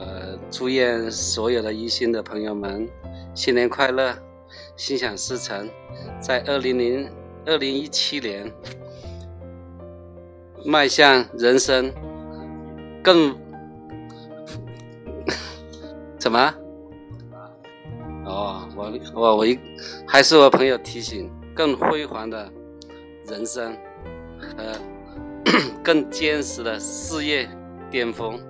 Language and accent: Chinese; Nanning, Guangxi, China; 我是来自广西南宁，